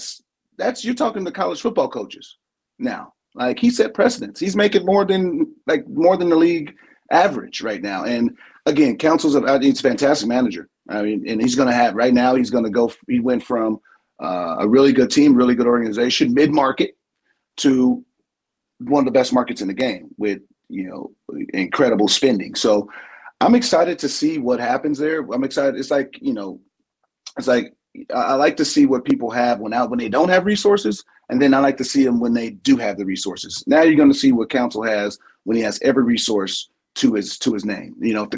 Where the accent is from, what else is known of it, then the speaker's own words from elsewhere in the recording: San Diego, California, United States; I'm from San Diego. My personal rival is the Dodgers. Like, I don't like them. That's just embedded in the San Diego kid.